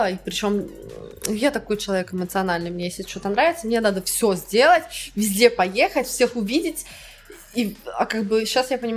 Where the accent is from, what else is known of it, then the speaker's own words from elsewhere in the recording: Russia; очень много людей думают, что я не из России.